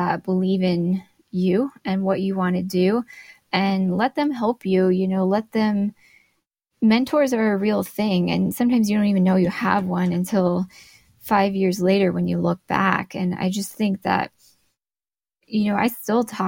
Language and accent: English; Glendale, Arizona, United States; moved away as an adult; now in Flagstaff, United States; my hometown where I grew up in Glendale, Arizona